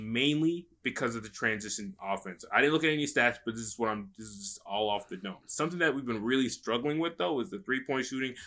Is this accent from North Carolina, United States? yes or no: yes; North Carolina, United States; moved away; also born or lived in Atlanta; I was born in North Carolina